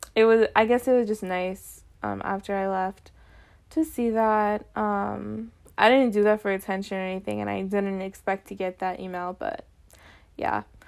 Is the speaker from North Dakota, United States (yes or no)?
yes; North Dakota, United States; born or raised there